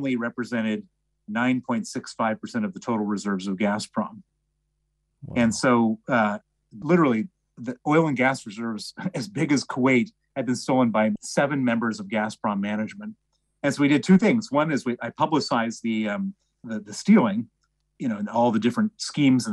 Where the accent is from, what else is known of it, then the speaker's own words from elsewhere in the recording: Chicago, Illinois, United States; accent: American; also born or lived in Princeton, New Jersey; I'm American. You can tell from my accent. I was born in Princeton, New Jersey. Grew up in Chicago